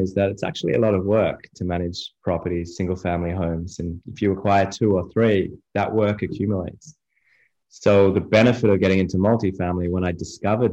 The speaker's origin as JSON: {"language": "English", "country": "Australia", "moved": "as an adult", "lives_now": "United States", "said": "I'm from Australia originally, been in the US just over three and a half years now"}